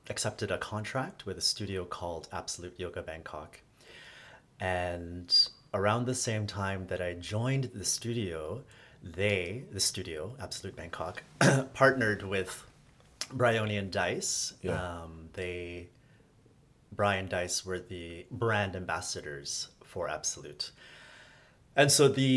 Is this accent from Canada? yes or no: yes; Toronto, Ontario, Canada; moved away as an adult; also born or lived in Hong Kong / United States; I'm from Toronto